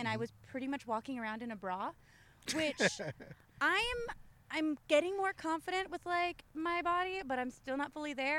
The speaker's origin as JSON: {"language": "English", "town": "Chino", "region": "California", "country": "United States", "tie": "born or raised there", "also_born_or_lived": "Los Angeles", "said": "I actually grew up in Chino. I was born in L.A."}